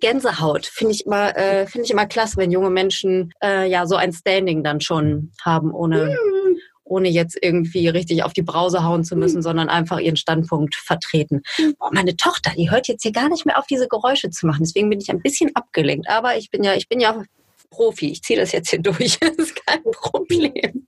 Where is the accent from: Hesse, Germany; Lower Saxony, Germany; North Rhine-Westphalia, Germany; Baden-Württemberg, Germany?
North Rhine-Westphalia, Germany; Duisburg; gebürtige Duisburgerin, so wie ich